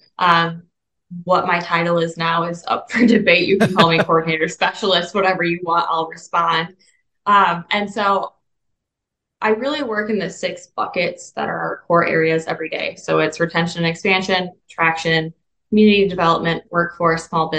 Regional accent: Southwest Michigan, United States; moved away as an adult; now in Findlay, United States; I'm from Southwest Michigan originally

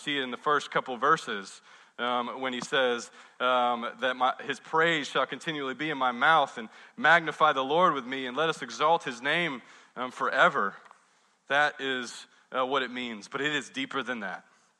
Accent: the South, United States; I don't want to be ugly because I'm from the South, and I have manners

